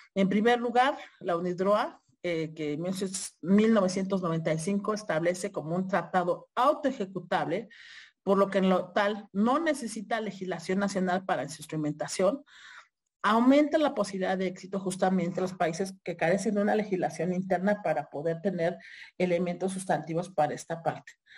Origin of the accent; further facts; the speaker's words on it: Mexico; nosotros como mexicanas y mexicanas